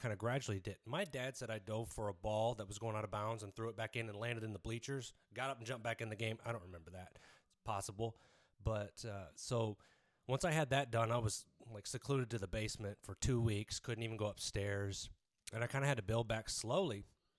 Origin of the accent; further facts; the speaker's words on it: Biloxi, Mississippi, United States; born there; also born or lived in Lakenheath, England; I was born in Biloxi, Mississippi, and at 3 years old, we went over there.